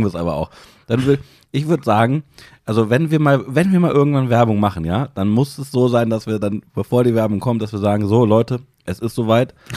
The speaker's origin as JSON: {"language": "German", "town": "Hanover", "region": "Lower Saxony", "country": "Germany", "said": "es gibt bei uns in Hannover, gibt so eine ganz kleine Pizzabude, mein Lieblingspizzaladen"}